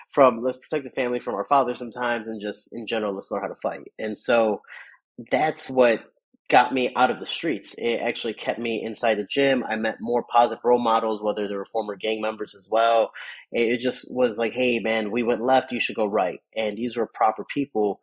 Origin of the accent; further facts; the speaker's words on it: Chicago, Illinois, United States; I grew up in the South Side of Chicago